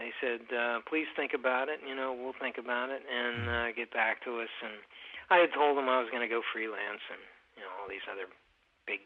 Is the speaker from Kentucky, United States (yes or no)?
yes; Kentucky, United States; moved away as an adult; also born or lived in Minneapolis, Minnesota / Waterloo, Iowa; I grew up in Kentucky